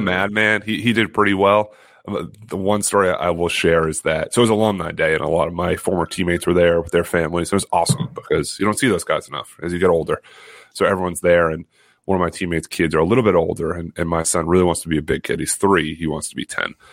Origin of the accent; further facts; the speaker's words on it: Massachusetts, United States; I feel really one with my home state